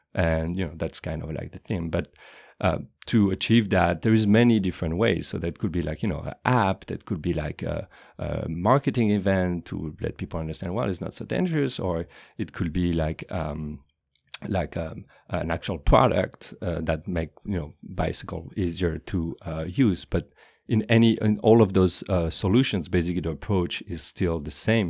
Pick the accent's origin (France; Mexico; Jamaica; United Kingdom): France; Paris, Île-de-France; moved away as an adult; now in California, United States; I was born and raised in Paris